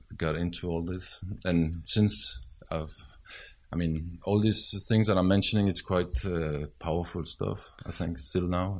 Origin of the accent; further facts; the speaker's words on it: Switzerland; moved away; I was raised in Switzerland